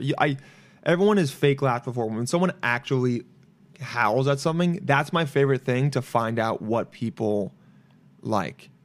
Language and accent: English; Los Angeles, California, United States; I was born here, but I grew up in L